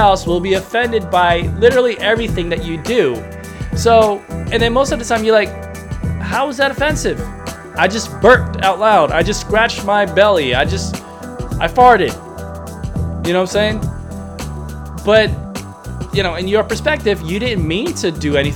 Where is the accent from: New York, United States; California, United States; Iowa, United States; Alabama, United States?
New York, United States; I'm a New Yorker